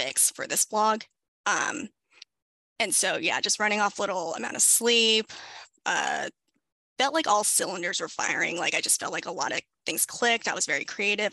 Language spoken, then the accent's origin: English; Southern California, United States; I was born and raised in Southern California